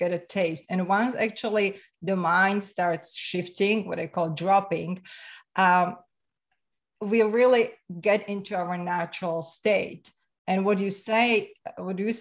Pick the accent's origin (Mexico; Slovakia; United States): Slovakia; English is a second language; now in Canada; I'm from Slovakia. So former Czechoslovakia, right? So Central Europe, and came to Canada about 24 years ago. So that's my accent.